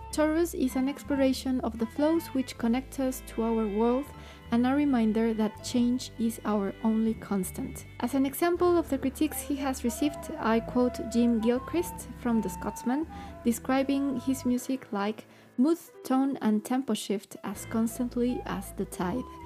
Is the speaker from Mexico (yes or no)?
yes; Mexico; I'm from Mexico